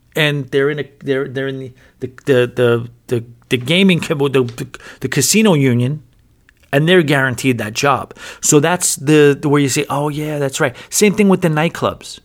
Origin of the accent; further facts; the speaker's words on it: New York, United States; now in Atlantic City, United States; I'm from New York